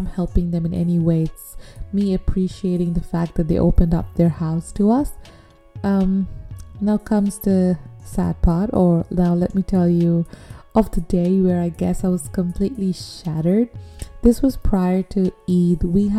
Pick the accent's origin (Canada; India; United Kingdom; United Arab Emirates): United Arab Emirates; growing up in Dubai, even though you're Bangladeshi, I feel like there are some very distinct cultural differences